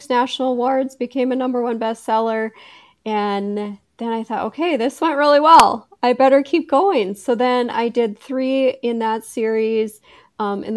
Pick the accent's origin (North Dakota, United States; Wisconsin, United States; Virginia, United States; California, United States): North Dakota, United States; Bismarck; also born or lived in Fargo, North Dakota; I'm originally from Bismarck